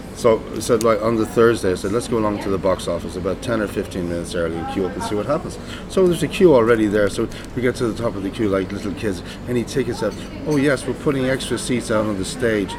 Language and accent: English; Cleveland, Ohio, United States; growing up in Cleveland, uh, with the Cleveland Orchestra